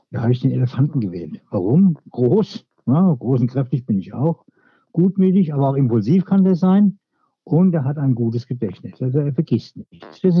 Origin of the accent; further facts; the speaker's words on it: Marxheim, Germany; born there; Wichtig, ich bin in Marxheim geboren. Das ist für mich ein ganz wichtiger Punkt.